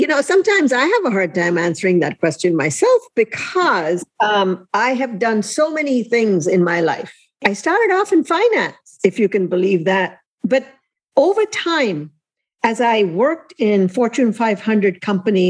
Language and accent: English; India; moved away as an adult; also born or lived in Elkhart, Indiana / South Bend, Indiana; now in United States; I was born and raised in India. I landed in Elkhart, Indiana.